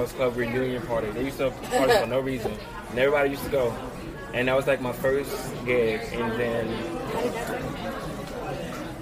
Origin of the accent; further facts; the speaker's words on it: New Orleans, Louisiana, United States; moved away as an adult; now in Atlanta, United States; Growing up in New Orleans was... New Orleans is very different.